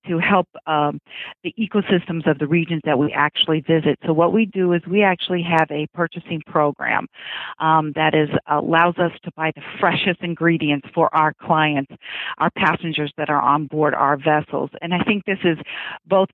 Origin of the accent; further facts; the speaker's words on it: United States; I was born and raised on the Ohio River